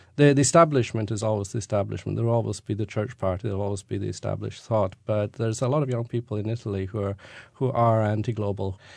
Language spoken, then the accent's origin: English; Scotland, United Kingdom; moved away; when I grew up, you know, we were brought up as being Scottish